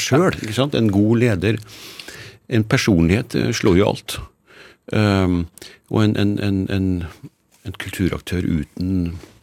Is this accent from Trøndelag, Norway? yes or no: yes; Trøndelag, Norway; Jeg har jo vokst opp eh, som nordmann